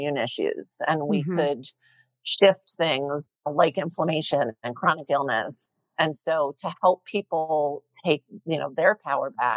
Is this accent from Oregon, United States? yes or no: no; New Jersey, United States; I grew up in Jersey.